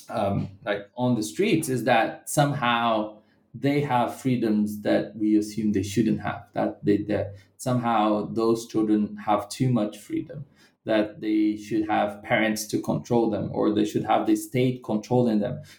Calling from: Bahia, Brazil; a rebellion that happened in the hinterlands of Bahia State, where I live right now and from I'm speaking from Bahia.

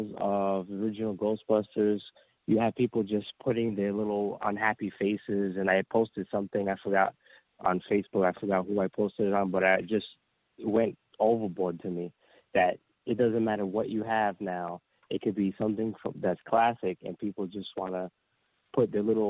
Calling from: Tampa, Florida, United States; I'm calling from Tampa, Florida.

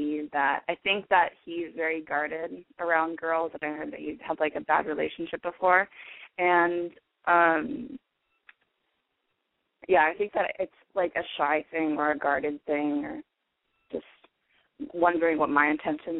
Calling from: Oregon, United States; I'm 23. And I'm calling from Oregon.

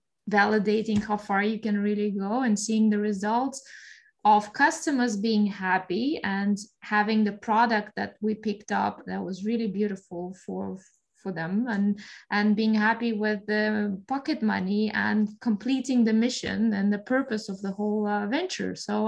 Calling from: Berlin, Germany; I am mostly living in Barcelona. Right now, I'm calling in from Berlin. So, yeah, Europe.

